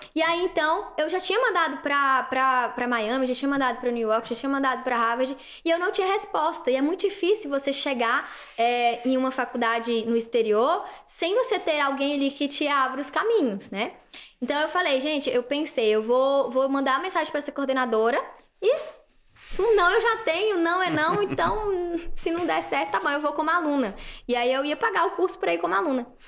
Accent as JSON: {"language": "Portuguese", "region": "interior of Bahia", "country": "Brazil", "tie": "born or raised there", "also_born_or_lived": "Recife / Brasília / Goiânia", "moved": "as an adult", "said": "morei a vida toda em Vanderlei, né? Nasci lá"}